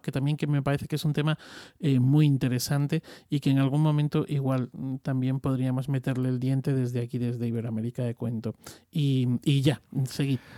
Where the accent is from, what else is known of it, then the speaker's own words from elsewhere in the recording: Extremadura, Spain; soy extremeño